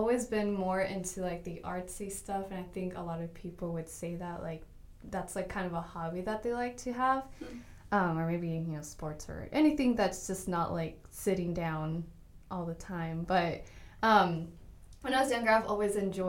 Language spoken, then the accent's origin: English; Oregon, United States; born there; now in Grand Prairie, United States; I live here in Grand Prairie. Originally, I was born in Oregon, but my family decided to move to Texas because there's, like, always jobs in Texas.